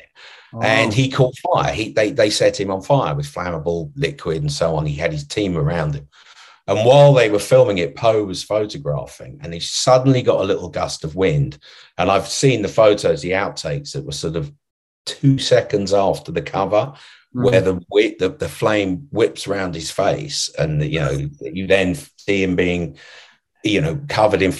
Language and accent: English; London, United Kingdom; I grew up in London